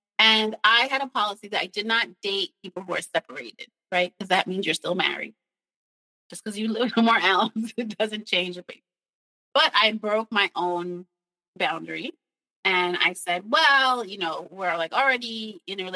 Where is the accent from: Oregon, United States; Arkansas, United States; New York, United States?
New York, United States; moved away as an adult; I'm from New York.